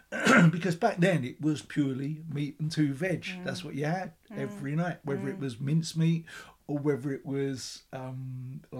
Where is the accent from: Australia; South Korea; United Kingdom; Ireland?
United Kingdom; London; Gary and I were born in Islington, my brother and I, with my mum and dad living in a tiny little council house